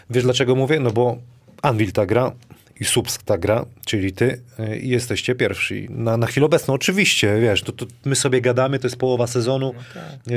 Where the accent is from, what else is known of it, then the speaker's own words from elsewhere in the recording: Wrocław, Lower Silesian Voivodeship, Poland; jestem z Wrocławia, to wrocławska